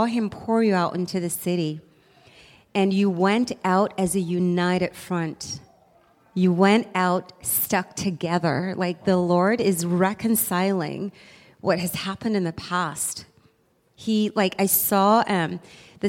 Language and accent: English; South Africa; moved away; I'm from South Africa